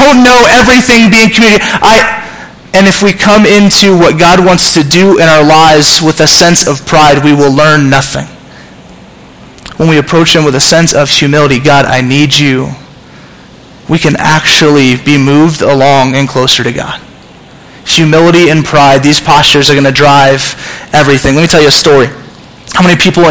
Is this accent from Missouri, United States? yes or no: no; Southern California, United States; I'm from Southern California